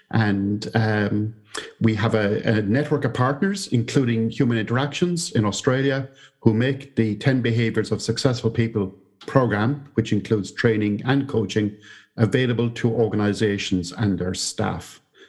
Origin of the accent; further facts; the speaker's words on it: Ireland; moved away as an adult; now in Wellington, New Zealand; I came from Ireland to Victoria University here in Wellington, New Zealand, as an academic in the business school.